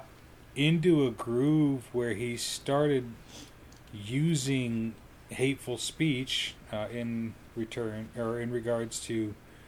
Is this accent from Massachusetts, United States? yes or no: no; Colorado, United States; growing up in Colorado